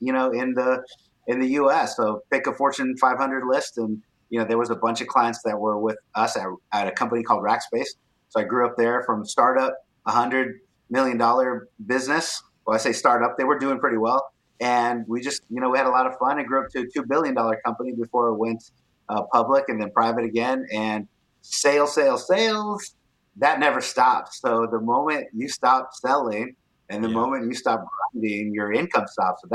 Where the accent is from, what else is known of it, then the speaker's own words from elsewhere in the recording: Corpus Christi, Texas, United States; now in San Antonio, United States; I grew up in Corpus Christi, Texas, so near the beach. And now I live in San Antonio, Texas